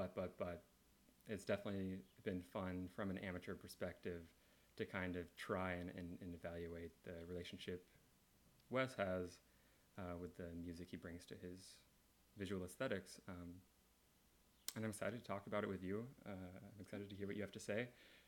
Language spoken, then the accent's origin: English; Kansas City, Kansas, United States; I'm from Kansas City, Kansas.